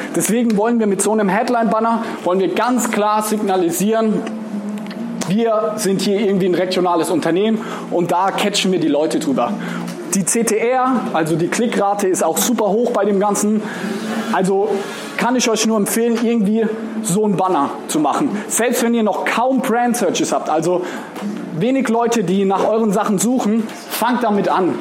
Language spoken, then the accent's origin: German; Mannheim, Baden-Württemberg, Germany; Ich komme aus Mannheim. Mannheim ist so eine Stunde anderthalb von hier